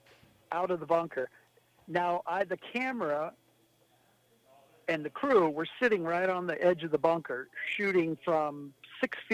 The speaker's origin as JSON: {"language": "English", "region": "Washington", "country": "United States", "said": "I was from Washington."}